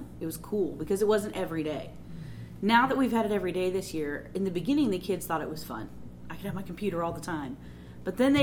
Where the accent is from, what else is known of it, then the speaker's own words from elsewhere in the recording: California, United States; moved away; I grew up in California